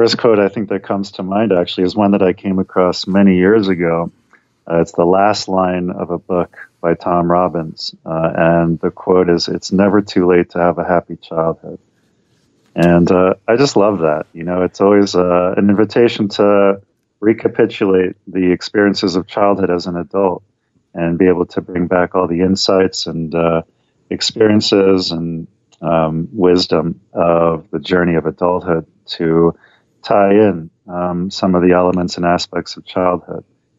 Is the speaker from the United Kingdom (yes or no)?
yes; London, United Kingdom; born there; Sure. Yeah, my dad was British. He was born in London and then lived all over the world. He comes from an Orthodox Jewish background, and I was born in London.